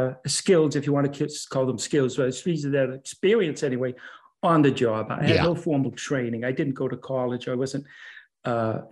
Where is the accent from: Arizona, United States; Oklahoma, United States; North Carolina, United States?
Arizona, United States; moved away as an adult; also born or lived in Middleborough, Massachusetts / Massachusetts; now in Jacksonville, United States; So being nine, and I went along with her and lived out in Arizona for about 10 years